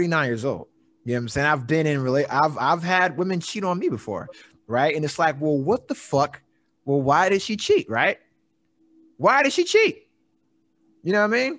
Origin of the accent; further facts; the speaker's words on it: East Coast, United States; I grew up in the East Coast